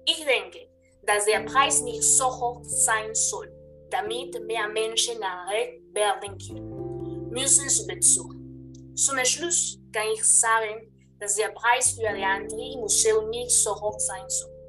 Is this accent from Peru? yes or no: yes; Peru; German is a second language; In meinem Heimatland Peru ist die Situation besonders.